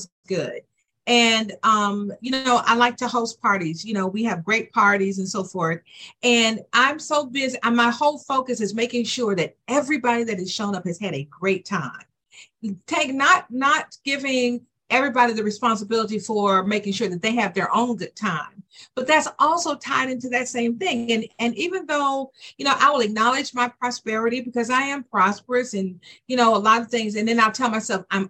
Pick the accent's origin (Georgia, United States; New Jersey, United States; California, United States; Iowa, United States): Georgia, United States; Decatur; also born or lived in Atlanta, Georgia; I am from Decatur, Georgia, or Atlanta, Georgia.